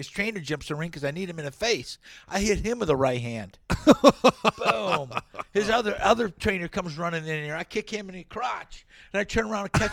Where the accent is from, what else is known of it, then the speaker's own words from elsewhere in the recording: Ludington, Michigan, United States; I'm from Ludington, Michigan.